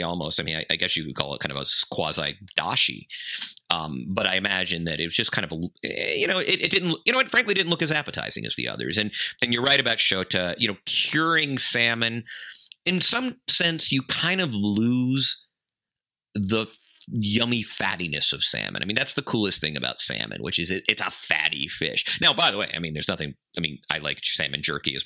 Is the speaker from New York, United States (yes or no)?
no; Georgia, United States; Plains, Georgia, like the pecans or Vidalia for the onions, and this is my home state